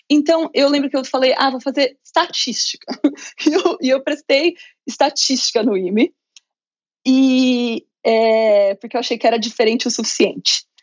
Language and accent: Portuguese; interior of São Paulo, Brazil; Eu sou do Muito bom. do interior de São Paulo.